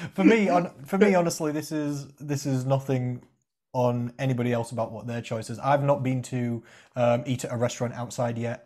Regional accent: Rotherham, Yorkshire and the Humber, United Kingdom; I'm from Rotherham

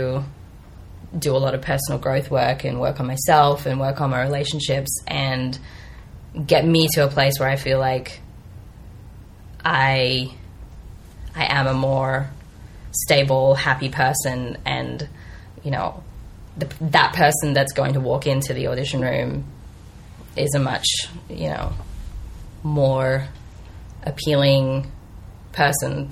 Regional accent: Australia; moved away as an adult; also born or lived in Bay Area, United States; now in United States; I am Australian, and I moved to the U.S. about 5 years ago

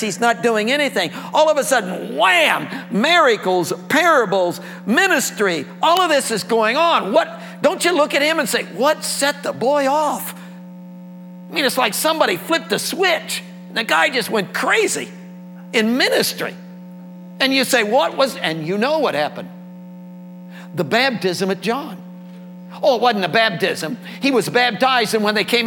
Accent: Indiana, United States; I'm an Indiana boy, born and raised in Indiana, farm country

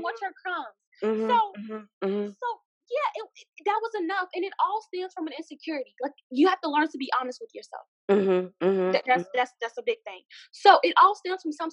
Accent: Jamaica; We're both Jamaican

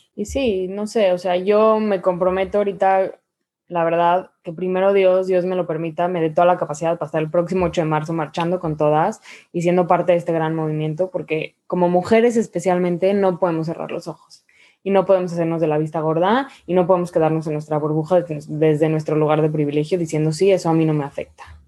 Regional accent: Mexico; como mujer mexicana

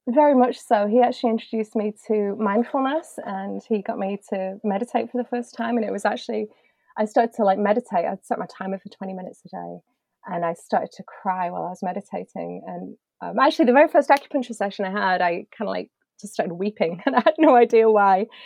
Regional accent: United Kingdom; being British

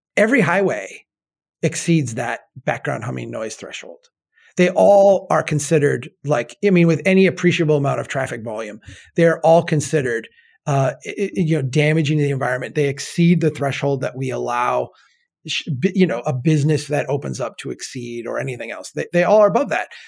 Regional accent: Minnesota, United States; I am a Minnesotan

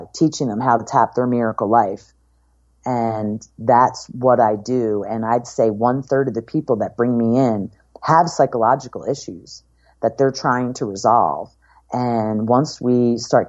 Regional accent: Philadelphia, Pennsylvania, United States; moved away as an adult; also born or lived in Ocean City, New Jersey; now in Los Angeles, United States; I grew up in Philadelphia area, and I'm 100% Italian

